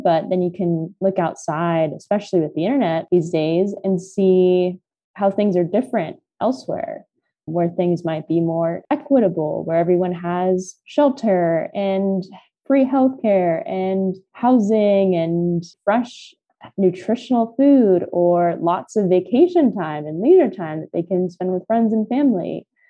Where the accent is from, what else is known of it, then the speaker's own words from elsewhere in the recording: California, United States; I was born and raised in California.